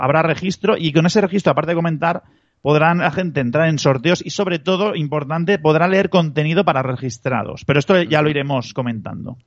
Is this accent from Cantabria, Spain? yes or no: no; Barcelona, Catalonia, Spain; yo, soy de Barcelona